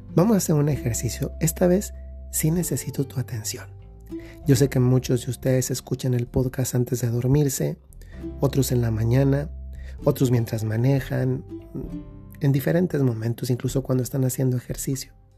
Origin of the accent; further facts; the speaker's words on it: Dolores Hidalgo, Guanajuato, Mexico; Yo cuando era pequeño íbamos a una fiesta eh, de una ranchería allá en el lugar de donde yo soy, que es Dolores Hidalgo, Guanajuato